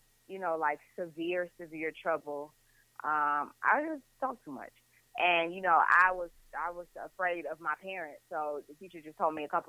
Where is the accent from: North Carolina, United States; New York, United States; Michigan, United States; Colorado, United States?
Michigan, United States; Detroit; I am from Detroit, west side of Detroit